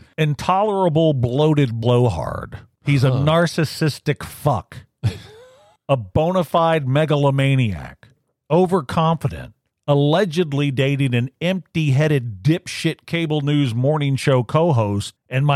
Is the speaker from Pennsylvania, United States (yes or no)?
no; Louisiana, United States; I grew up in Louisiana, so up theirs if they can't take a joke.